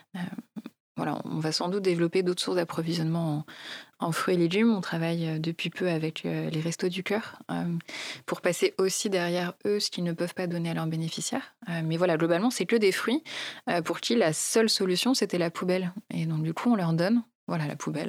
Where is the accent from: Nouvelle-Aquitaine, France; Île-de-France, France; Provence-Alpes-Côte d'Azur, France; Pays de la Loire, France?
Île-de-France, France; Poissy; also born or lived in Maisons-Laffitte; now in Courbevoie, France; j'ai grandi euh, donc à Poissy, dans les Yvelines